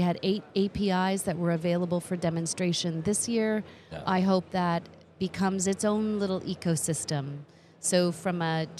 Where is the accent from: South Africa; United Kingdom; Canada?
Canada; moved away; as a Canadian